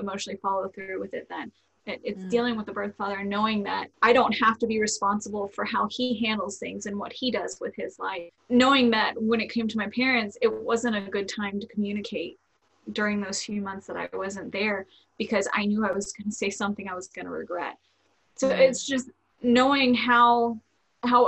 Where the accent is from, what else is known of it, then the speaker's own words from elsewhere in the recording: Florida, United States; I was born and raised in Florida